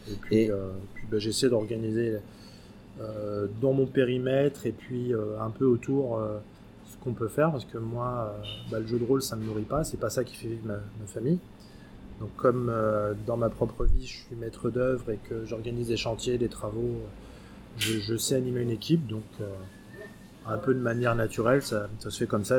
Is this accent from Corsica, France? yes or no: no; Paris, Île-de-France, France; je suis euh, français, puisque je suis né à Paris